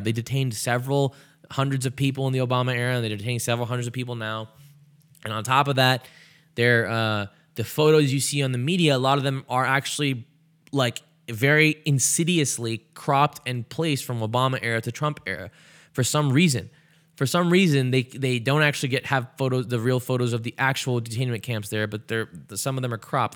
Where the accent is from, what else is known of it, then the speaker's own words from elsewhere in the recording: United States; I was born in America